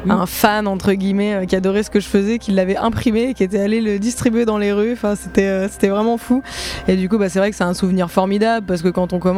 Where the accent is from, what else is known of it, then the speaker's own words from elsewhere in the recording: Provence-Alpes-Côte d'Azur, France; now in Geneva, Switzerland; je suis de la Côte d'Azur. Hein. Je viens euh, avec le soleil.